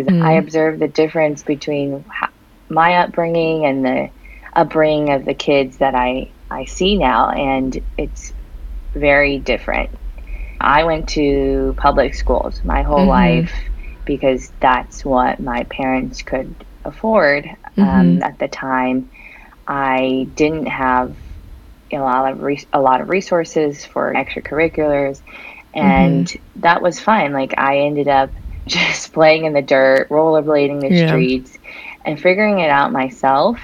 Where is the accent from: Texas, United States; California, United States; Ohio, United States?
California, United States; Southern; moved away as an adult; also born or lived in Beijing, China; now in New York, United States; I am originally from California and went to Berkeley